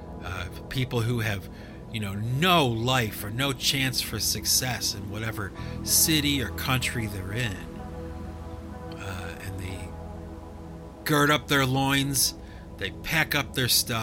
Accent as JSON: {"language": "English", "country": "United States", "said": "I'm an American kid from the suburbs"}